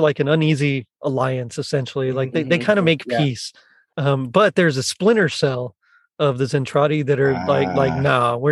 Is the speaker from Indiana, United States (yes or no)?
no; South Texas, United States; We're from South Texas, man. Everybody's Hispanic there